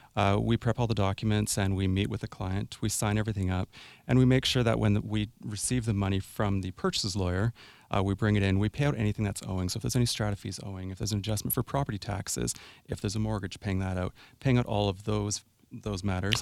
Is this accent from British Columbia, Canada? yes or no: yes; Sooke, British Columbia, Canada; also born or lived in Chemainus, British Columbia / Victoria, British Columbia; I was born, born in Chemainus, raised in Sioux, and moved into Victoria for law school. So, yes, I grew up in Sioux.